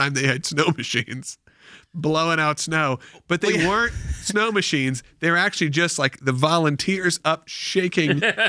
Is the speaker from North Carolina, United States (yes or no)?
no; Georgia, United States; It was at a Baptist church we grew up in Georgia.